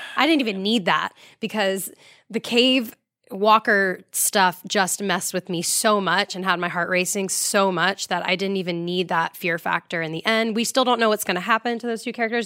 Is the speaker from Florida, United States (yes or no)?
yes; Florida, United States; I'm from Florida